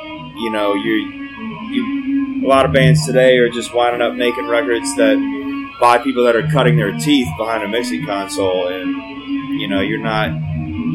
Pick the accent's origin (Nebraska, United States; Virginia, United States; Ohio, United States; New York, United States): Virginia, United States; Richmond; we're from Richmond, Virginia